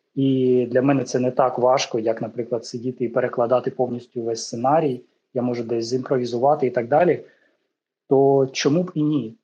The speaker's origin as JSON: {"language": "Ukrainian", "country": "Ukraine", "said": "я з України"}